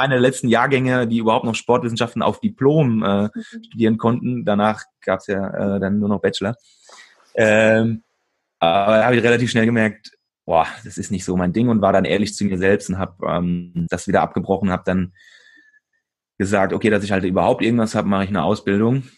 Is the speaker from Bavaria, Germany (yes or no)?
yes; Aschaffenburg, Bavaria, Germany; moved away as an adult; also born or lived in Switzerland; hier bei mir in meiner Heimatstadt in Aschaffenburg